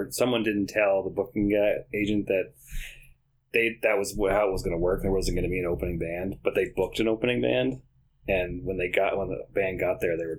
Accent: Upton, Massachusetts, United States; I'm from Upton

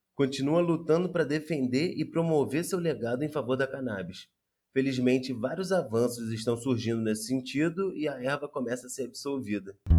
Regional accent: Rio de Janeiro, Brazil; como carioca

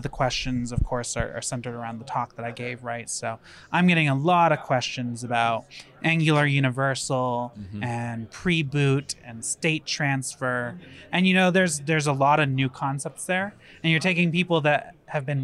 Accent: California, United States; This, as a Californian, this is probably springtime's my favorite time to travel, because my expectation is it's just northern california weather

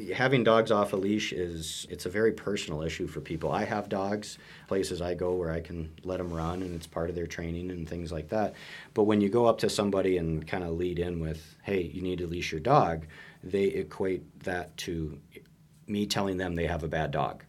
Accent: Minnesota, United States; moved away as an adult; also born or lived in Montana; I grew up in Minnesota

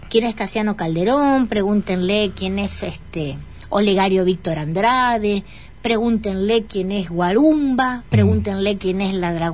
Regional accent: Entre Ríos, Argentina; cantamos entre, soy entrerriano de Linares Cardoso, ah.

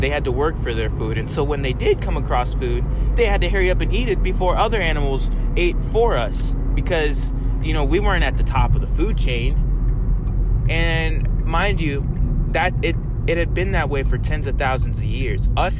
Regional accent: the South, United States; I can even talk like I'm a country person because I grew up in the South

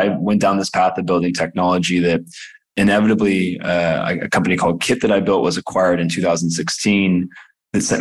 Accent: Alameda, California, United States; I grew up in a small town, Alameda, California

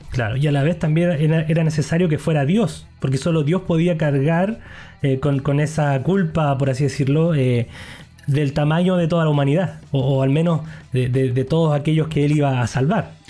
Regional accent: Chile; como buen chileno

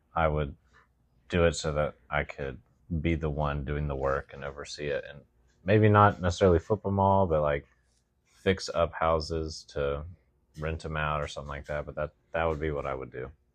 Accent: Southern West Virginia, United States; moved away; I grew up in the hills. of Southern West Virginia

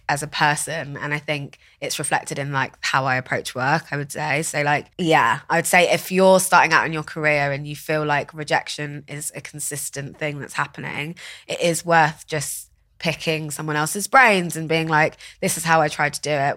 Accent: Watford, East of England, United Kingdom; So I grew up in Watford, which is, like, in Hertfordshire

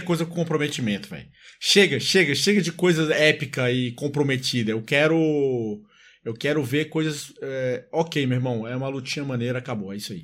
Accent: Salvador, Bahia, Brazil; na minha infância, é, também lá em Salvador

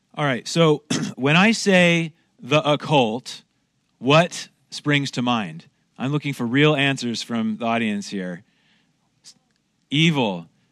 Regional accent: Oregon, United States; moved away as an adult; now in Montreal, Canada; I'm originally from Oregon, but my wife grew up here in Montreal, and so I kinda married, uh, into this

